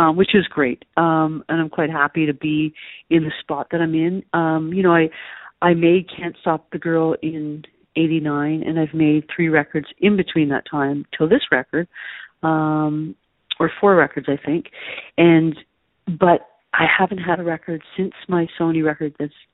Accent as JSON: {"language": "English", "town": "Toronto", "region": "Ontario", "country": "Canada", "tie": "born or raised there", "said": "I'm not from the country. I grew up in Toronto"}